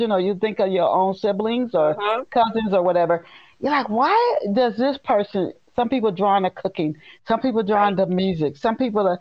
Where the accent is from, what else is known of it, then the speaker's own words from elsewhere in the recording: Dayton, Ohio, United States; moved away as an adult; also born or lived in Knoxville, Tennessee; now in East Tennessee, United States; I am from Ohio, Dayton, Ohio